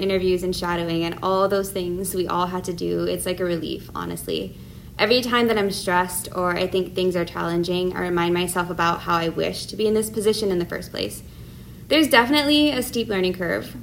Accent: Oahu, Hawaii, United States; also born or lived in San Diego; I was born here on Oahu and graduated from Kamehameha High School in 2014

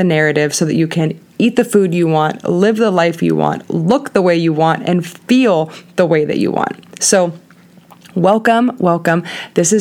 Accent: Southern California, United States; moved away as an adult; also born or lived in San Diego, United States / Denver, United States; born and raised in Southern California

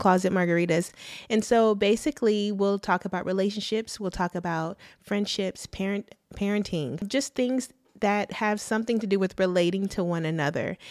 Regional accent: Arlington, Texas, United States; also born or lived in Mansfield, Texas; I'm from Arlington, Texas

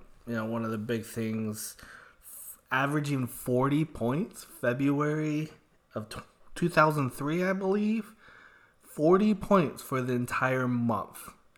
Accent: Phoenix, Arizona, United States; Well, being born and raised in Phoenix, I'm a Suns fan, diehard.

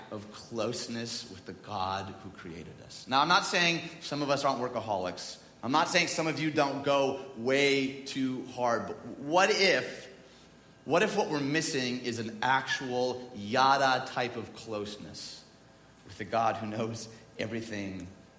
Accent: United States; I'm from the United States

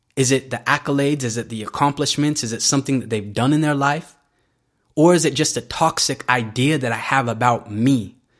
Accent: Salt Lake City, Utah, United States; I grew up in this very unique part of America called Salt Lake City, Utah

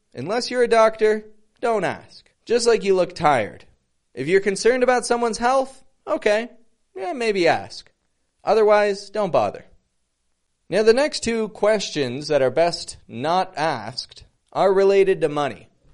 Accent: Toronto, Ontario, Canada; I'm from Toronto

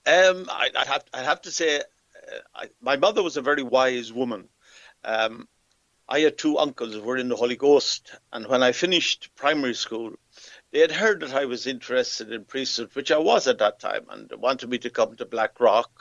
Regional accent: Athlone, Leinster, Ireland; moved away as an adult; also born or lived in Africa; I come from Athlone. Um, I was born and reared here

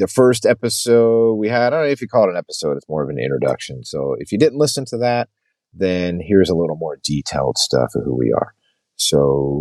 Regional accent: Los Angeles, California, United States; we grew up in LA, we have the legit, we grew up in LA. We went to LA schools. We have an LA address.

